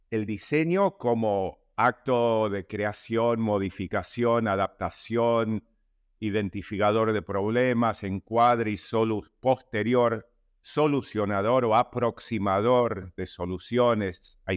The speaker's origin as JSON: {"language": "Spanish", "region": "New York", "country": "United States", "tie": "born or raised there", "moved": "as an adult", "lives_now": "Argentina", "said": "nací en Argentina, donde estoy ahora, emigramos a Nueva York en el 67 a raíz de, una dictadura de honganía en Argentina y viví hasta los 30 años en Nueva York, momento en que vine, volví a la Argentina ya hace 30 años"}